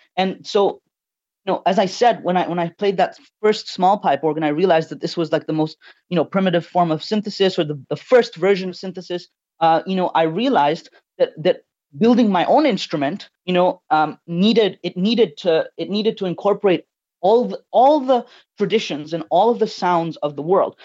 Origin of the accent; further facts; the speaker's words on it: Tanzania; now in Canada; I was born and raised in Tanzania.